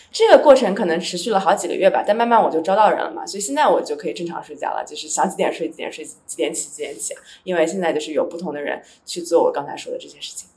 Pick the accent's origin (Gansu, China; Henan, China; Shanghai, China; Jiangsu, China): Jiangsu, China; Nantong; also born or lived in Los Angeles, United States; now in Nairobi, Kenya; 像我老家南通这个万亿城市